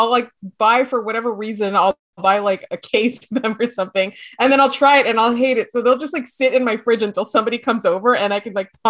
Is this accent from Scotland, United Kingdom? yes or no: yes; Scotland, United Kingdom; I can't waste things because I'm Scottish.